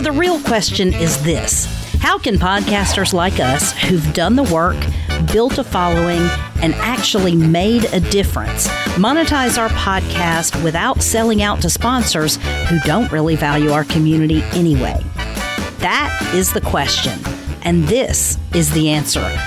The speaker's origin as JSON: {"language": "English", "region": "the South", "country": "United States", "said": "I'm from the South, and so bless their hearts is not necessarily a compliment"}